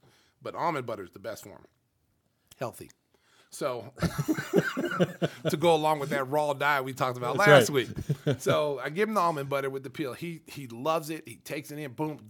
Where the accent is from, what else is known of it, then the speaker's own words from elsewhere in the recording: Oklahoma, United States; moved away as an adult; now in Chicago, United States; I'm from Oklahoma.